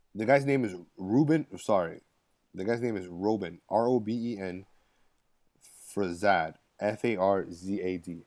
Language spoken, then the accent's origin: English; Miami, Florida, United States; I was born in Mercy Hospital in nineteen eighty-two